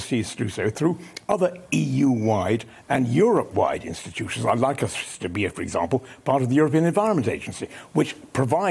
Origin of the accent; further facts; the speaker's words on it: Exmoor, South West England, United Kingdom; I grew up on Exmoor